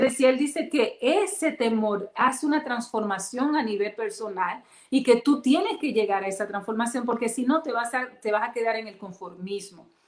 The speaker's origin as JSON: {"language": "Spanish", "country": "Dominican Republic", "said": "yo soy dominicana"}